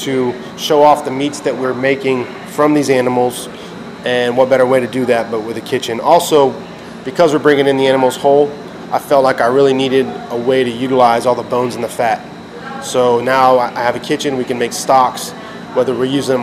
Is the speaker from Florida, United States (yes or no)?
yes; Tampa, Florida, United States; Born and raised in Tampa, Sicilian Cuban heritage. My parents are both from Ybor City. Grew up in West Tampa in Seminole Heights my entire life